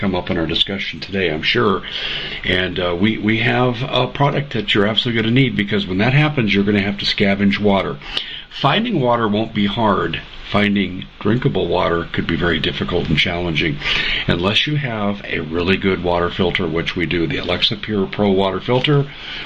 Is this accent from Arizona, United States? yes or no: yes; Arizona, United States; my home state of Arizona